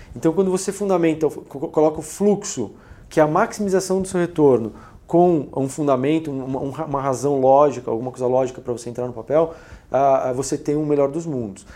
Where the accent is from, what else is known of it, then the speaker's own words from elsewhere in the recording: Brazil; Nós somos brasileiros